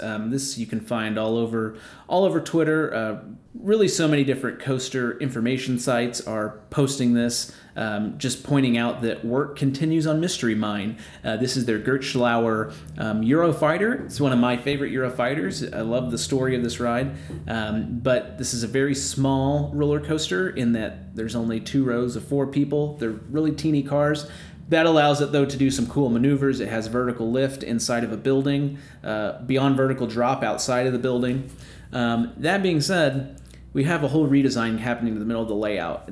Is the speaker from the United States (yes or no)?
yes; Midwest, United States; I am a Midwesterner.